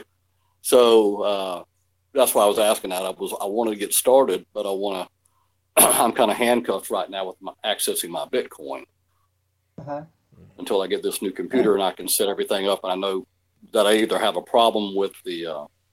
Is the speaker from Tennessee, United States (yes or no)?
no; Atlanta, Georgia, United States; moved away as an adult; now in Ecuador; I'm from Atlanta